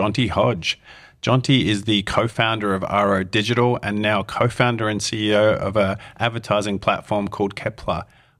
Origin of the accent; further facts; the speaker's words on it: Melbourne, Victoria, Australia; Yeah, I'm from Melbourne, bro.